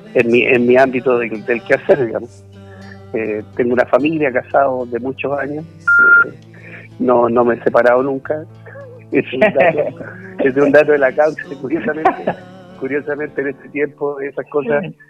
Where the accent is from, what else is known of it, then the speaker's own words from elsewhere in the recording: Santiago, Santiago Metropolitan Region, Chile; also born or lived in Valdivia; yo estudié música de niño en el conservatorio, eh, aquí en Santiago. nací en la ciudad de Santiago y después me fui a estudiar y después me fui a estudiar a Valdivia.